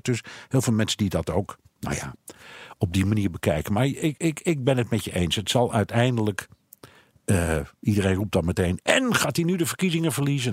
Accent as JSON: {"language": "Dutch", "country": "Netherlands", "moved": "as an adult", "lives_now": "United States", "said": "ik kom uit Nederland"}